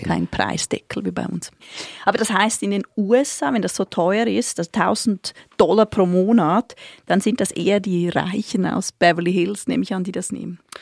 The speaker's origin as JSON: {"language": "German", "country": "Switzerland", "said": "als Schweizerin"}